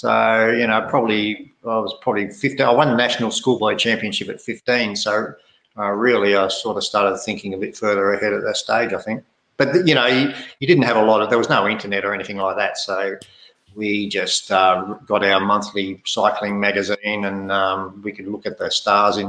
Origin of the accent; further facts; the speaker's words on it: Australia; moved away as an adult; also born or lived in Italy; I was pretty lonely as an Australian